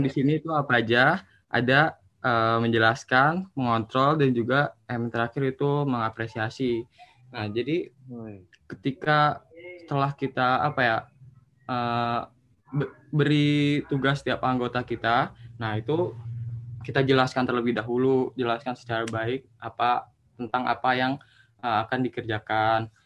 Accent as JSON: {"language": "Indonesian", "town": "Bogor", "region": "West Java", "country": "Indonesia", "said": "Asal saya dari Bogor. Jawa Kota Bogor Jawa Barat."}